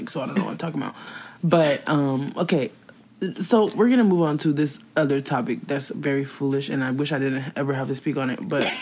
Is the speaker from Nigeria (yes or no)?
no; Ghana; I'm also Ghanaian